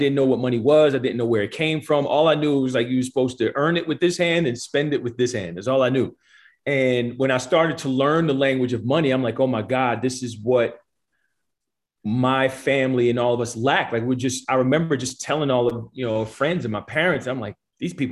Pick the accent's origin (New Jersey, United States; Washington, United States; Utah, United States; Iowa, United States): New Jersey, United States; moved away as an adult; also born or lived in the South; now in San Diego, United States; I'm born and raised in New Jersey, went to school in the South